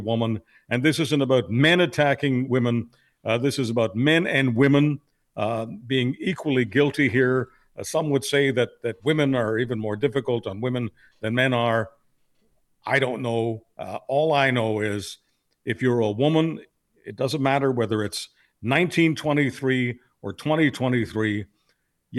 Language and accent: English; Canada; as a Canadian